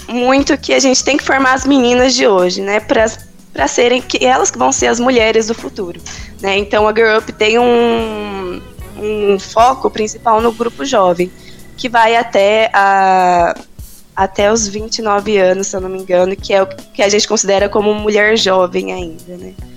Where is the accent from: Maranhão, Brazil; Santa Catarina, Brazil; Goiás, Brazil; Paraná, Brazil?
Paraná, Brazil; Londrina; now in Campinas, Brazil; Sou de Londrina, no Pará, mas eu moro em Campinas